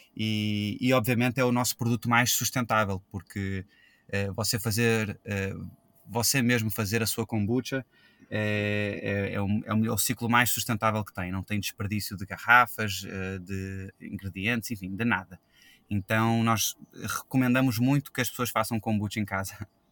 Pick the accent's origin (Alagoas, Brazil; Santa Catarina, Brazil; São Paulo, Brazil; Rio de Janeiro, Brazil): Rio de Janeiro, Brazil; moved away as an adult; also born or lived in Australia; now in Portugal; Eu, eu sou português, nasci em Portugal, fui para o Rio de Janeiro quando eu tinha 6 anos, então eu cresci e vivi a minha vida toda no Brasil